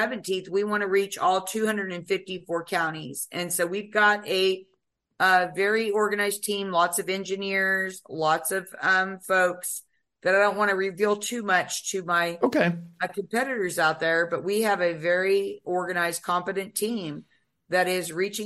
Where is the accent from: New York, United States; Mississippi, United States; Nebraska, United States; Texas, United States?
Texas, United States; my being a Texan